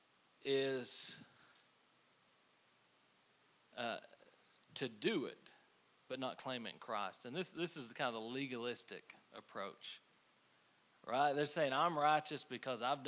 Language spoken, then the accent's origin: English; United States; I'm American